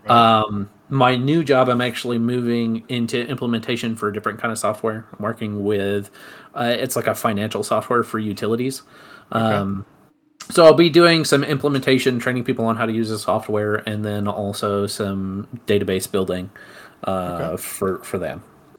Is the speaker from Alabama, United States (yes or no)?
yes; Alabama, United States; moved away; also born or lived in Las Vegas / Colorado / Utah / Samoa; So I am from Alabama originally, but I've been everywhere. True. I lived in Las Vegas, Colorado, and then I moved to Alabama, moved up to Utah. I was in Samoa for a little bit, and then moved down to Texas.